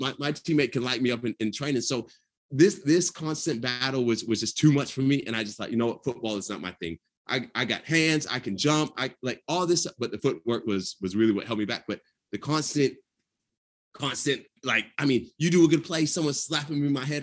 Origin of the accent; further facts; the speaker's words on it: Atlanta, Georgia, United States; I'm from Atlanta